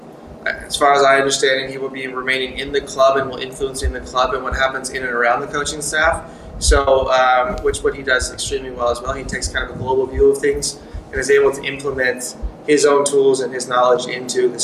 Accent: United States; moved away as an adult; also born or lived in Hanover, Germany; speaking English and being American

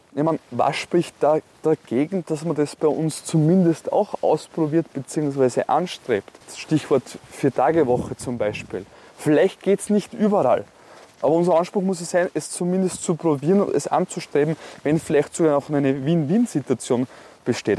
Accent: Neumarkt am Wallersee, Salzburg, Austria; Ich bin am Land, da in Neumarkt groß geworden

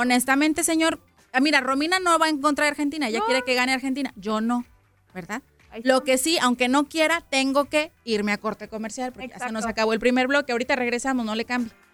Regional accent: Mexico; Así no somos los mexicanos

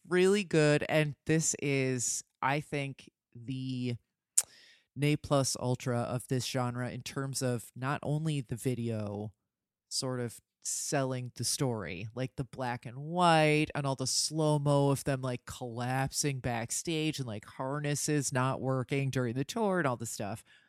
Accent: New Jersey, United States; where I grew up in New Jersey

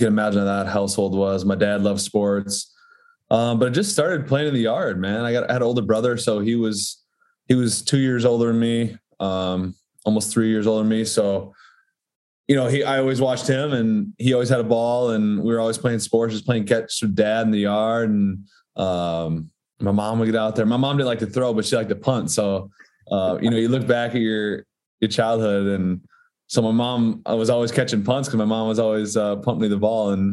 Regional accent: Darlington, Wisconsin, United States; I grew up in Darlington, Wisconsin, which is a small school

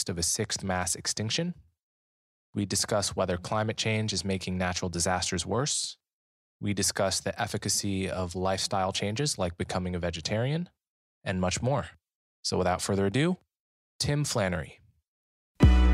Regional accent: United States; I'm also an American

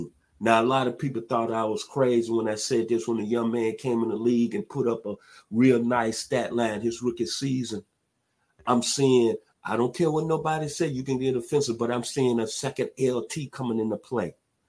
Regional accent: Memphis, Tennessee, United States; now in Atlanta, United States; Orange Mound, my hometown, 901

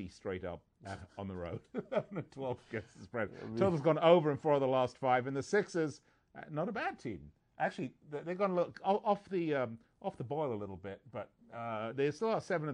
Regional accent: England, United Kingdom; moved away; I'm from England

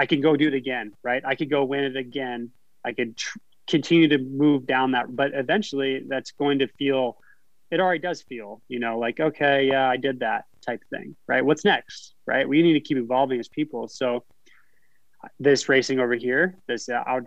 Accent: a small town in Northern California, United States; moved away as an adult; now in Idaho, United States; I was from a small town in Northern California. And I grew up in an area where I could ride my BMX bike downtown and feel safe

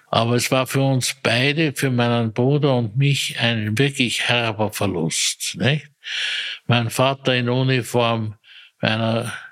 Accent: Maria Enzersdorf, Lower Austria, Austria; Ich bin aufgewachsen zunächst in Maria Enzersdorf

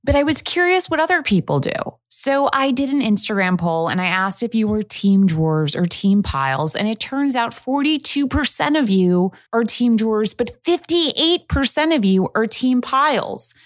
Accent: New York, United States; I am a New Yorker

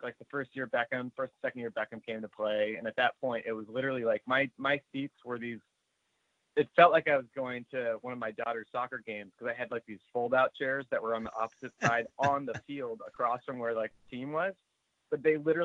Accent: Southern California, United States; I grew up playing soccer in Southern California

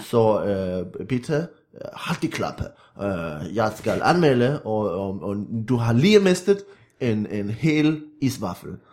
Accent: Viborg, Central Denmark Region, Denmark; jeg er vokset op øh, i en lille by uden for Viborg

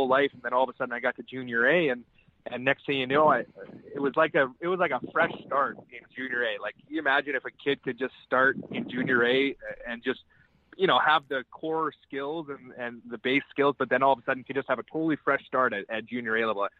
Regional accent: Calgary, Alberta, Canada; moved away; in Calgary, in my hometown, sleep my own bed

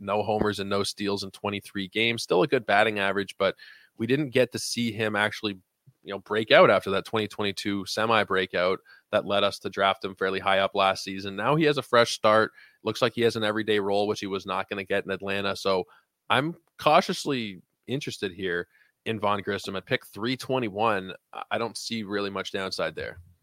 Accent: Canada; as a Canadian

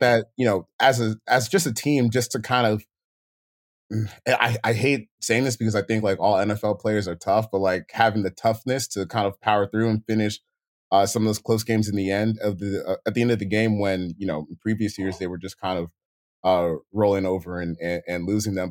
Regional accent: Maryland, United States; also born or lived in Decatur, Georgia; when I was, like, five or six, like, we had moved to Maryland

